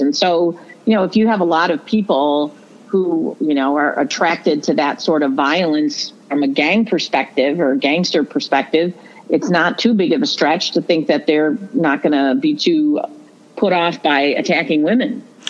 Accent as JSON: {"language": "English", "town": "Toledo", "region": "Ohio", "country": "United States", "tie": "born or raised there", "also_born_or_lived": "Genoa, Ohio", "said": "I was born in Toledo. I've lived my whole life in this area"}